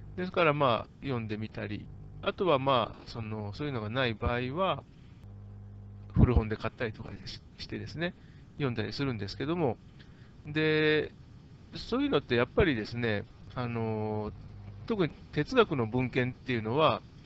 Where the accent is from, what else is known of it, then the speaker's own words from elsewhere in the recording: Japan; 私日本人だから日本語の方が分かりやすい